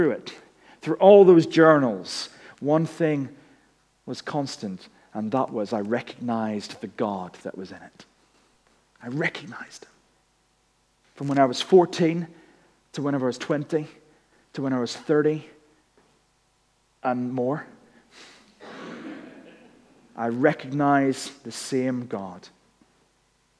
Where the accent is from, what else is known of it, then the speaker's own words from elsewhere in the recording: Northern Ireland, United Kingdom; moved away as an adult; we went back home to Northern Ireland. Some people knew that because they could tell that my accent had been recharged.